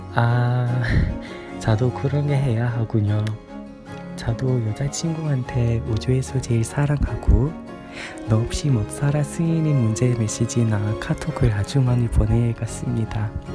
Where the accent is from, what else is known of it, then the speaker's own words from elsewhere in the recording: United Kingdom; Korean is a second language; 저는 영국인이라서 영국에 살고